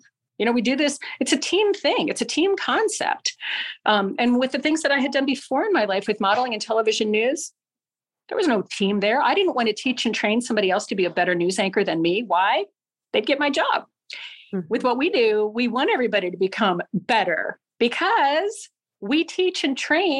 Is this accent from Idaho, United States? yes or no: no; Littleton, Colorado, United States; moved away; also born or lived in Fogelsville, Pennsylvania; I'm from Littleton, Colorado